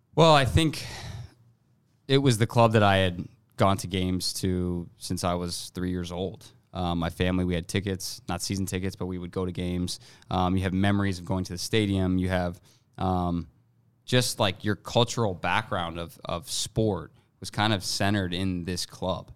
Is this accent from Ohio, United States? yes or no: yes; Columbus, Ohio, United States; moved away as an adult; now in Minnesota, United States; This is my hometown. This is my home stadium.